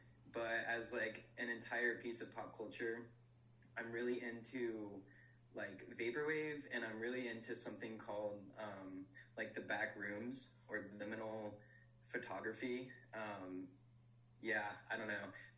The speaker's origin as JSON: {"language": "English", "region": "Florida", "country": "United States", "moved": "yes", "lives_now": "New York, United States", "said": "I'm also from Florida, so Narragansett is special to me now that I'm up in New York."}